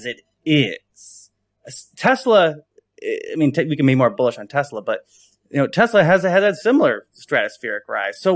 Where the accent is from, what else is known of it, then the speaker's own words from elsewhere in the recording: west side of Michigan, United States; I'm from Michigan. I'm from the west side of Michigan